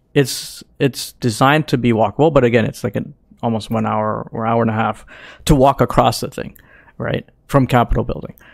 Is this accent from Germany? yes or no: no; Canada; we're Canadian